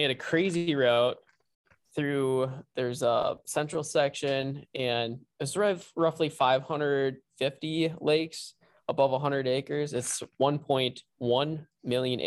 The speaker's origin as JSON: {"language": "English", "town": "Lake Park", "region": "Minnesota", "country": "United States", "tie": "born or raised there", "also_born_or_lived": "Fargo-Moorhead area", "said": "I basically grew up in Lake Park, Minnesota, and I went to high school there for 18 years"}